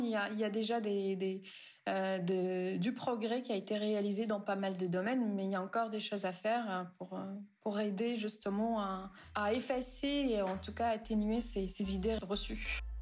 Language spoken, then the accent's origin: French; Tunisia; en Tunisie, là où j'ai grandi, où j'ai fait mes études d'ingénieur